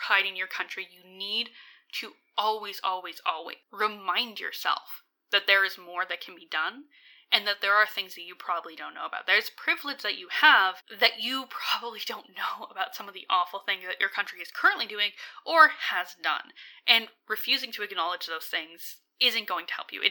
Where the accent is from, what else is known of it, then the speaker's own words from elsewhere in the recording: Alberta, Canada; I'm from Alberta